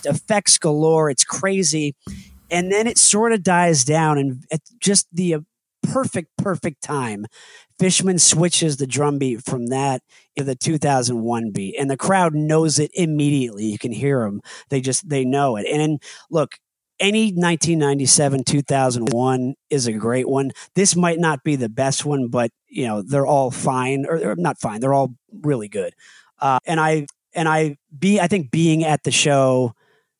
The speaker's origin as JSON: {"language": "English", "region": "Connecticut", "country": "United States", "tie": "born or raised there", "also_born_or_lived": "Indiana", "moved": "as an adult", "said": "I grew up in Connecticut, but I went to school in Indiana."}